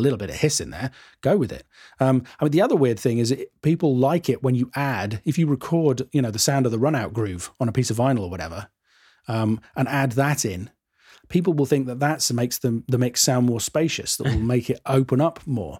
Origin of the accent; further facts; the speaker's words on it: United Kingdom; I'm too British